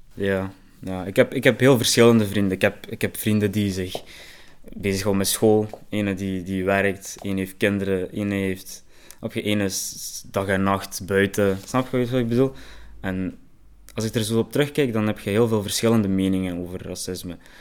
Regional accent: Genk, Flanders, Belgium; Ik ben opgegroeid in Genk

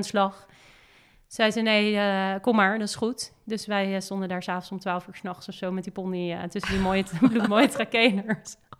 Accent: Hillegom, South Holland, Netherlands; also born or lived in Amsterdam; daar ben ik opgegroeid in Hillegom

